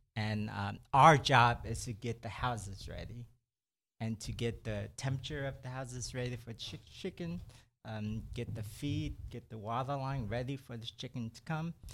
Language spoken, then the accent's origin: English; Brenham, Texas, United States; also born or lived in Houston; I grew up in Brenham. I, I did my, um, elementary year there, and then after that, in junior high, we moved to Houston, and I stayed there ever since